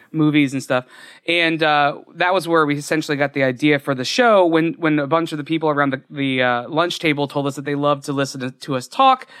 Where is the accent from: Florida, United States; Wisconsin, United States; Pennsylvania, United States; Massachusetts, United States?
Florida, United States; I grew up in Florida, so D- Disney was an hour and a half away